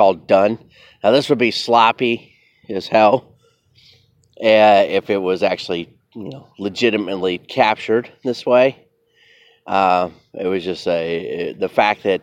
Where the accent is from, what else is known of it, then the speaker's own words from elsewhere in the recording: United States; as an American